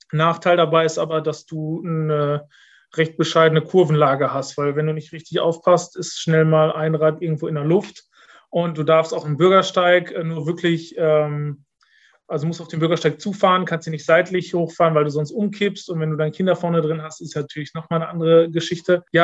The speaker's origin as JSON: {"language": "German", "town": "Dorsten", "region": "North Rhine-Westphalia", "country": "Germany", "tie": "born or raised there", "said": "in meiner Heimatstadt äh, in Dorsten gab es den ersten Punta Velo Store in Deutschland."}